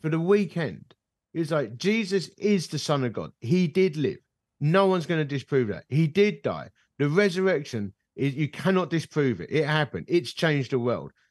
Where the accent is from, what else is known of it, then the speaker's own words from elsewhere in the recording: United Kingdom; I'm British